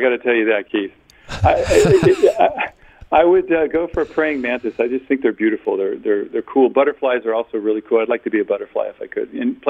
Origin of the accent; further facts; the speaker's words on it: Germany; I grew up in Germany and grew up in Europe